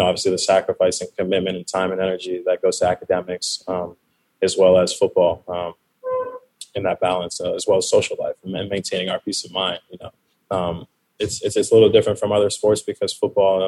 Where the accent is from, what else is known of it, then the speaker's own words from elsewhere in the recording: Orange County, California, United States; I'm from Orange County